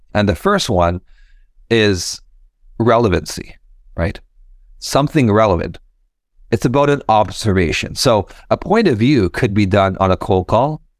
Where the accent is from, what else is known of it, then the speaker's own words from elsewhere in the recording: Fort McMurray, Alberta, Canada; now in Toronto, Canada; I was born and raised in Fort McMurray, Alberta